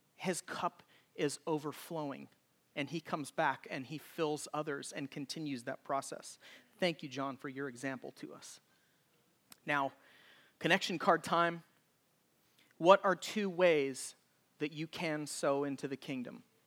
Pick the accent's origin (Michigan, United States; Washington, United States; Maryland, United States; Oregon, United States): Oregon, United States; when I was a child growing up in Oregon.